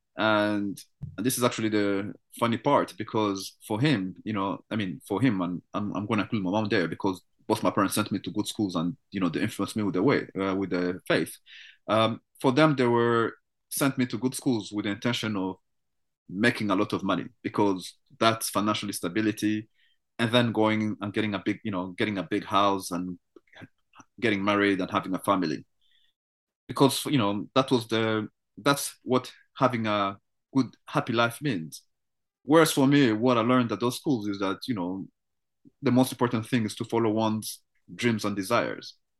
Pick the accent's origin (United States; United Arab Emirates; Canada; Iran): Canada; as a Canadian